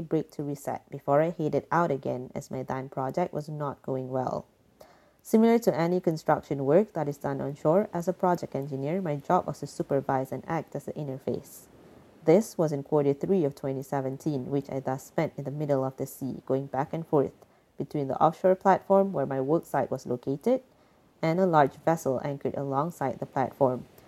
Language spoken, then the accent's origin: English; Malaysia; moved away as an adult; now in Netherlands; I am a Malaysian and currently based in the Netherlands